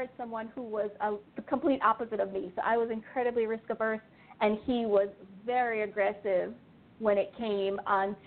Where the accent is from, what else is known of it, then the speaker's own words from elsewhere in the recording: Jamaica; moved away as an adult; I grew up in Jamaica.